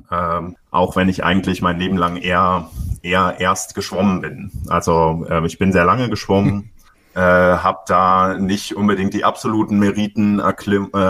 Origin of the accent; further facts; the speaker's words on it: Schwedt an der Oder, Brandenburg, Germany; Ich komme aus Schwedt an der Oder. Das ist ähm, in Brandenburg äh, im Nordosten von Berlin, ungefähr 100 Kilometer nordöstlich, äh, an der polnischen Grenze direkt